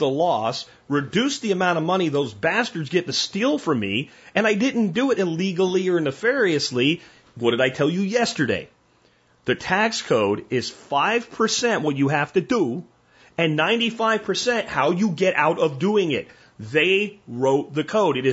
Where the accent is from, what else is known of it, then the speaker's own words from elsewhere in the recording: United States; this is my lineage as an American